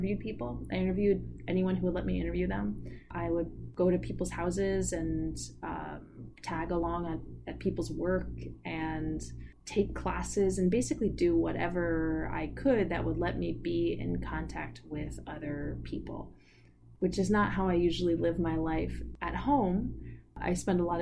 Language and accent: English; Montclair, New Jersey, United States; moved away; when I was growing up in Montclair